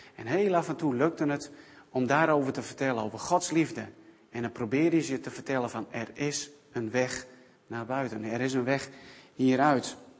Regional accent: South Africa; moved away; mijn geboorteland in Zuid-Afrika

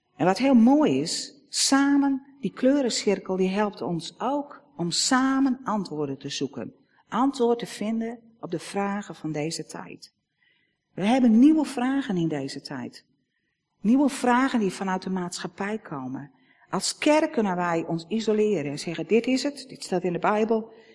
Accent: Netherlands; als Nederlanders

